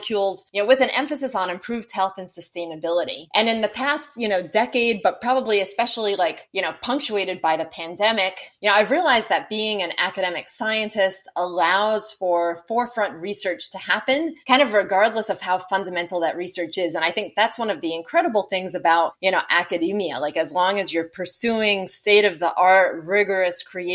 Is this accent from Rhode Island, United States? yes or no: yes; Rhode Island, United States; I grew up in Rhode Island on the East Coast of the United States